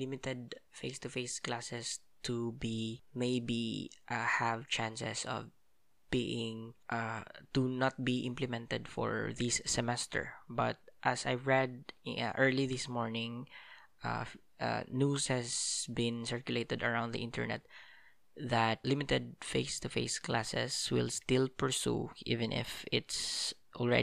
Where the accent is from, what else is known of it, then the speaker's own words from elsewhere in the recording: Philippines; I spent most of the days in the holidays in my hometown. And especially that, as I've mentioned from the previous episodes, that our area has been badly devastated by a strong typhoon, Typhoon Odette